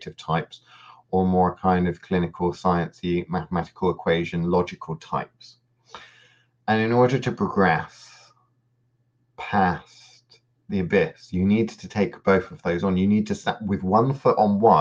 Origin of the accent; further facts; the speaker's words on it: United Kingdom; growing up in the British education system